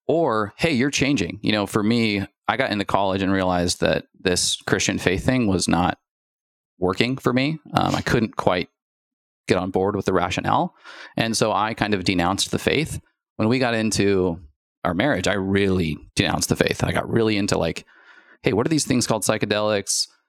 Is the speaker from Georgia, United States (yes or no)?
no; Spokane, Washington, United States; we are childhood sweethearts, like, from Spokane, Washington